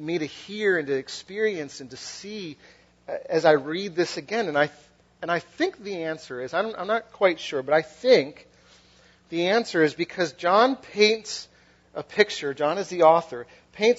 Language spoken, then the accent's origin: English; Western Massachusetts, United States; also born or lived in Philadelphia; now in New Jersey, United States; I'm from New England. I'm from like Western Massachusetts.